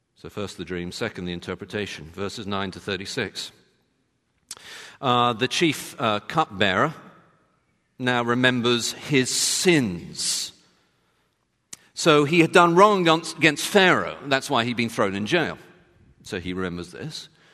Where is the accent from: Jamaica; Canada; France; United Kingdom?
United Kingdom; I'm British